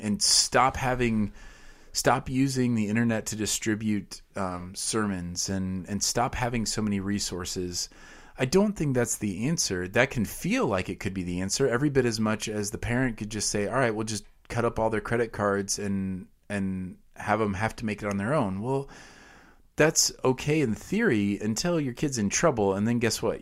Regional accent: United States

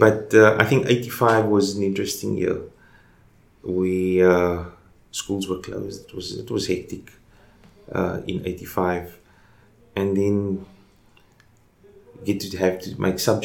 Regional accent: Cape Town, Western Cape, South Africa; I'm just a young man who was born and lived in Cape Town all my life. I was born in Elsie's River

